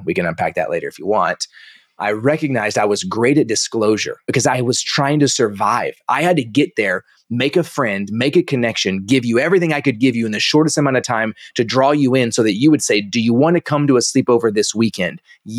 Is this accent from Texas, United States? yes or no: yes; Dallas, Texas, United States; also born or lived in Kansas; So I was born in Kansas, but I only lived there for about a week. So I don't really claim Kansas. I came to Dallas right after that.